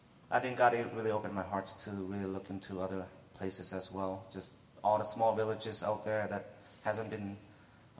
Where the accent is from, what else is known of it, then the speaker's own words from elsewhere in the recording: United States; also born or lived in Thailand; I was born in Thailand. My family are immigrants there from Laos, so my parents live in fear of being arrested, fear of deportation. So I don't really have a lot of respect for authority growing up here in America